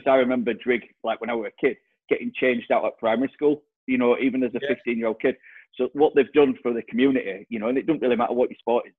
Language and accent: English; Morley, Yorkshire and the Humber, United Kingdom; also born or lived in Wortley, Leeds; I'm from Morley. We moved there when we were 4